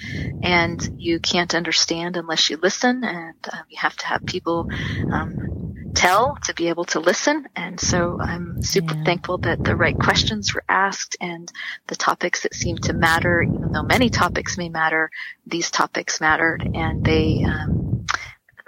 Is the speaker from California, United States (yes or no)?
yes; San Diego, California, United States; also born or lived in Riverside / Redlands; I was born in San Diego. I've lived most of my adult life here in my growing up years and adult life, you know, locally, Southern California, Riverside, Redlands